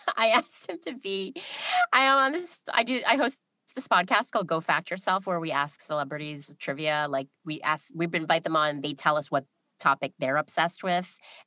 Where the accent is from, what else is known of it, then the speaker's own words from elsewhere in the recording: New York, United States; I'm from New York